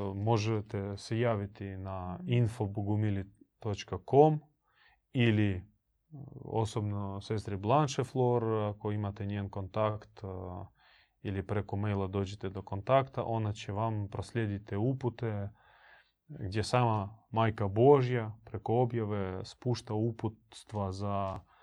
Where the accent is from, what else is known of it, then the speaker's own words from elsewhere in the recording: Croatia; kod nas u Hrvatskoj